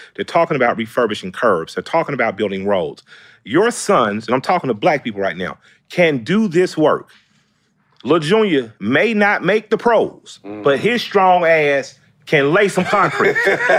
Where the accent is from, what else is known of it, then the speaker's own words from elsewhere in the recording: the South, United States; But I'm from the South. We've dealt with a lot of races.